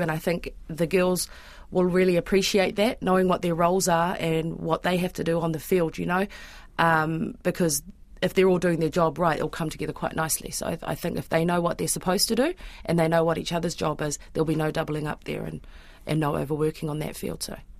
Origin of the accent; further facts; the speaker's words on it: Auckland, New Zealand; I'm born and bred in Auckland